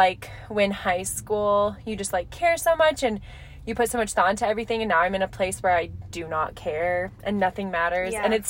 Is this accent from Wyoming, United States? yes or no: no; Alaska, United States; We're in the dead of winter. And I came from Alaska.